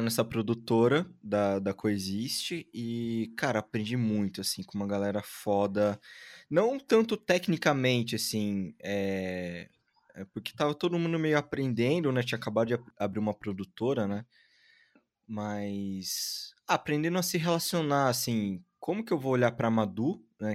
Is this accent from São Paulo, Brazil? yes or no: yes; Jundiaí, São Paulo, Brazil; now in São Paulo, Brazil; Eu ah, nasci Ai, em Jundiaí, cresci em Jundiaí e hoje em dia tô em São Paulo